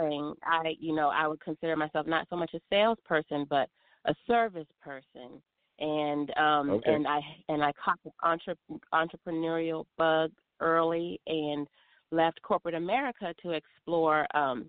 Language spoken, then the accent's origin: English; Maryland, United States; moved away as an adult; now in Smyrna, Georgia, United States; I'm originally from the Mid-Atlantic region. I grew up in Maryland